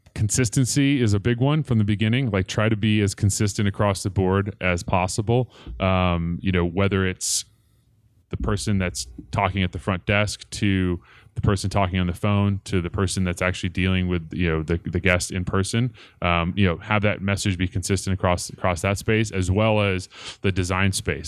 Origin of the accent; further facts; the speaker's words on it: Portland, Oregon, United States; moved away as an adult; now in Colorado, United States; I grew up in Portland, Oregon, uh, just suburb outside of Portland, Oregon, um, called Clackamas, and, uh, moved to Colorado in two thousand one to go to school at C U Boulder.